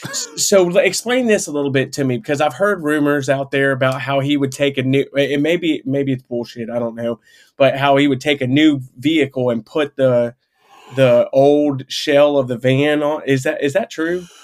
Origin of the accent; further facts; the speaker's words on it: Polk County, Florida, United States; I'm from Florida too, uh, you know, down there in Polk County.